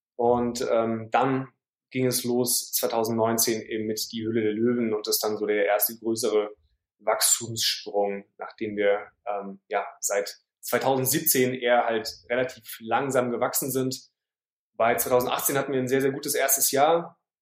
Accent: Heidelberg, Baden-Württemberg, Germany; moved away as an adult; now in Hamburg, Germany; Ich bin in, äh, im Süden geboren, in Heidelberg, wo ich auch gerade jetzt bin, bei meinen Eltern zu Hause übers Wochenende. Aber seit 2012 Wahlhamburger

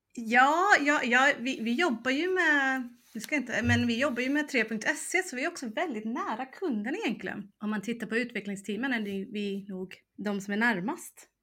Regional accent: United States; moved away as an adult; now in Sweden; jag växte upp i USA så jag var mm. ju både där från 2 till 18

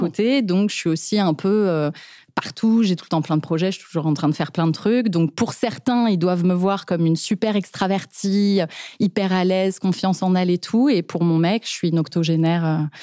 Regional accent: Paris, Île-de-France, France; j'ai grandi dans un environnement d'artistes qui gagne sa vie en tant qu'artiste, quoi. Donc, on a grandi à Montmartre

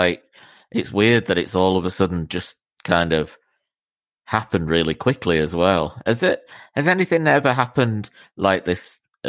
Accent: Miami, Florida, United States; Even from the day I was born in Miami

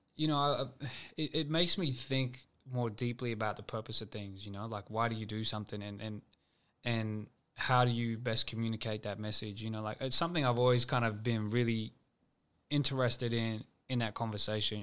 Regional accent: Sydney, New South Wales, Australia; I'm from West Sydney

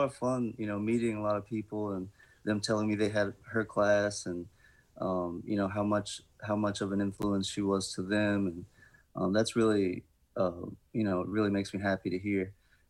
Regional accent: Indianola, Mississippi, United States; Right. I'm from Indianola.

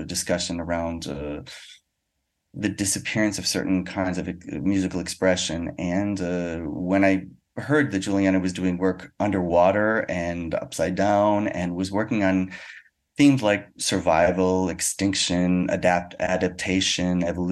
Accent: United States; now in Paris, France; I'm a musician from America, but I live in Paris, France

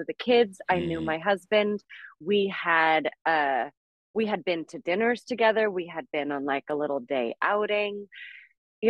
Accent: San Francisco, California, United States; also born or lived in Colorado; now in Los Angeles, United States; I'm from San Francisco

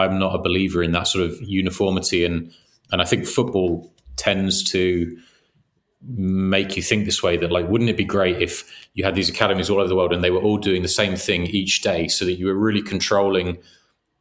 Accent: England, United Kingdom; we grew up in England

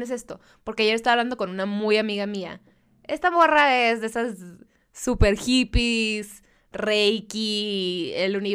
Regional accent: Mexicali, Baja California, Mexico; Yo soy de Mexicali, mija.

